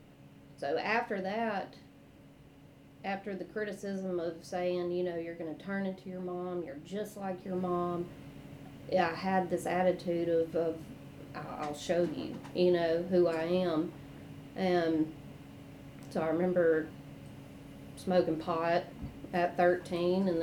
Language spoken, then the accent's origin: English; Rankin County, Jackson, Bolton, Clinton, Mississippi, United States; So I grew up in Rankin County, and then when my dad remarried, moved to Jackson. And then we moved to Bolton, and I started going to Clinton schools.